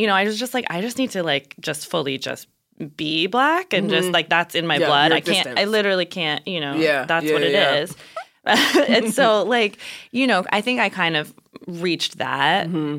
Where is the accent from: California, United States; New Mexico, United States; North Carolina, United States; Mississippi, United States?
New Mexico, United States; growing up in New Mexico as a mixed person